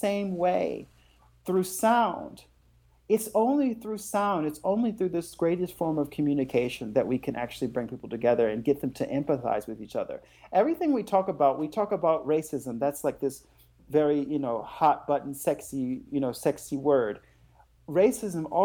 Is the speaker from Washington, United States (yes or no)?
no; North Carolina, United States; moved away as an adult; now in Germany; my home state of North Carolina